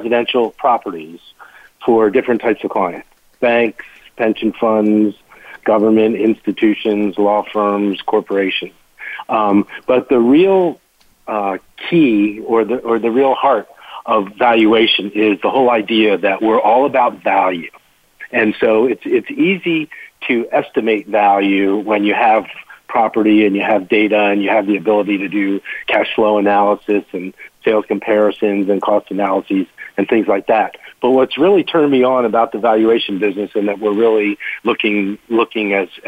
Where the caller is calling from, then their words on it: Washington, District of Columbia, United States; I am in Washington, D.C., and I head up our Colliers Internati